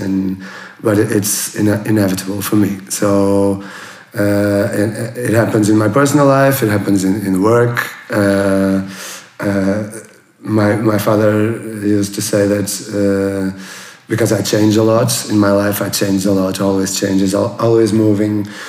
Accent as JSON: {"language": "English", "area": "a small city near Porto", "region": "North", "country": "Portugal", "tie": "born or raised there", "also_born_or_lived": "Lisbon", "second_language": "English", "moved": "as an adult", "said": "I was born in a small city near to Porto, uh, in the sea. Uh, uh, with the mountains, the river, the sea. It was very nice to, to grow there till college"}